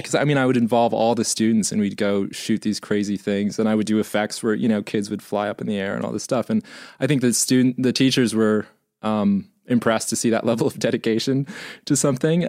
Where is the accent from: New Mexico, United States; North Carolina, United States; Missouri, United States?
Missouri, United States; growing up in Missouri